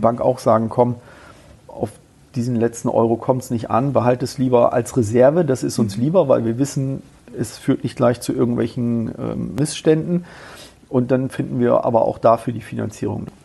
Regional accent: Bremen, Germany; now in Kassel, Germany; ich komme ja ursprünglich aus Bremen

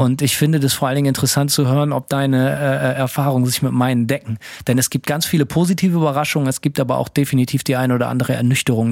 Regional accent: Bremen, Germany; moved away as an adult; now in United States; Ich bin in Bremen aufgewachsen

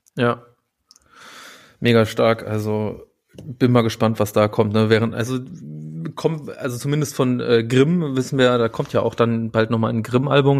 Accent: West Germany, Germany; ich bin ja nicht im Osten aufgewachsen, sondern ich bin im Westen aufgewachsen

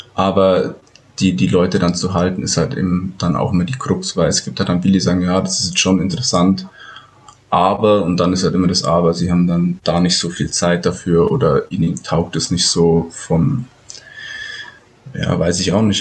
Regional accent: Ramos, possibly Röhrmoos, Bavaria, Germany; da wo ich aufgewachsen bin, in Ramos. Also das ist ungefähr, also auch zehn Kilometer von Indersdorf weg.

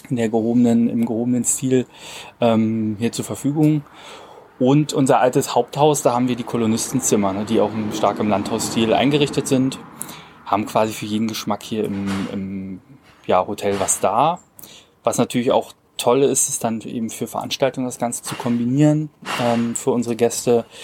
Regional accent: Cottbus, Brandenburg, Germany; born there; 28 Jahre alt, komme aus der Region. Ich bin gebürtiger Cottbusser

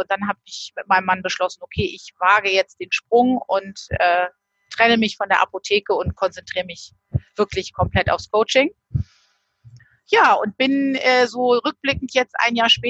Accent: Northern Germany, Germany; Ja, ich komme äh, oben aus Norddeutschland, ähm, bin hier relativ nah sogar oben an der Nordseeküste.

